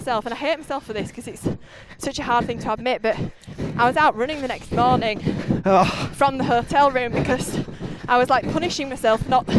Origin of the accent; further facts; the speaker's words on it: Halifax, Yorkshire and the Humber, United Kingdom; Halifax. Right. So I'm born and bred. Right. In West Yorkshire.